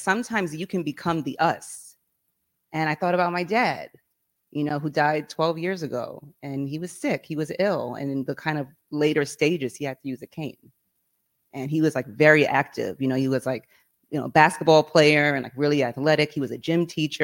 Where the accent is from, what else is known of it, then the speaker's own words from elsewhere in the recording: New York, United States; I grew up in New York, from New York